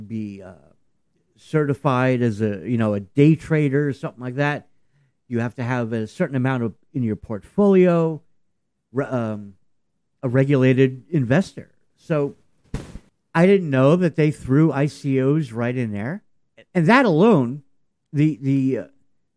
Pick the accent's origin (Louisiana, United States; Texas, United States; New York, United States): New York, United States; as a New Yorker